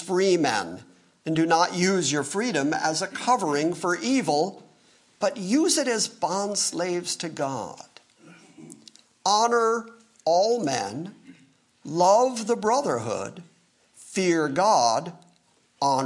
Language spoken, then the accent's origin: English; United States; I'm an American.